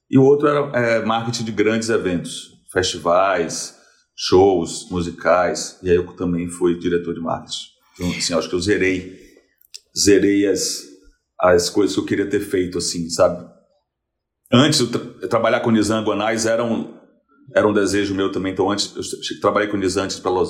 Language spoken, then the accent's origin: Portuguese; Salvador, Bahia, Brazil; moved away as an adult; now in São Paulo, Brazil; Eu mudei para São Paulo em 2004, tinha 23, tinha 23 anos. E quando, como eu vim de Salvador para São Paulo